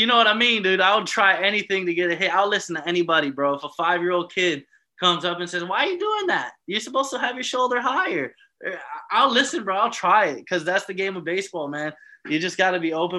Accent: Miami, Florida, United States; moved away as an adult; also born or lived in Embrach, Switzerland; now in Switzerland; I'm coming from Miami. I'm coming from South Florida

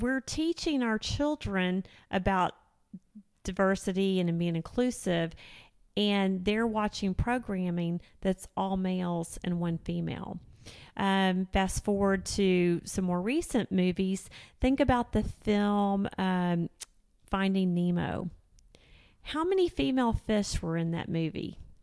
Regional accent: Houston, Texas, United States; moved away as an adult; now in Northwest Arkansas, United States; I was born and raised in Houston, Texas

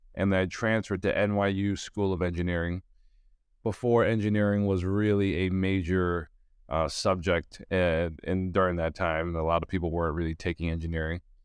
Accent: New York City, New York, United States; I grew up in Brooklyn, New York

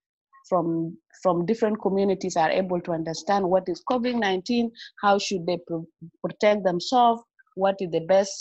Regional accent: South Sudan; I'm from South Sudan.

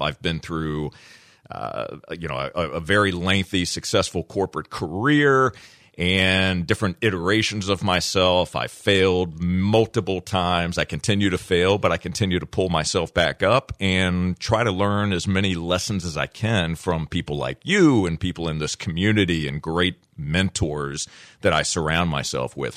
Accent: Virginia, United States; I grew up in Virginia

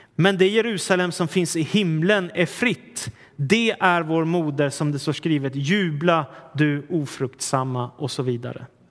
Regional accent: Sweden; vi svenskar

